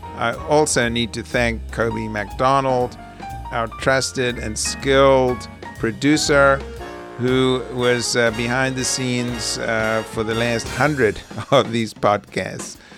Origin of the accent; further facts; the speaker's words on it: South Africa; now in United States; growing up during the apartheid years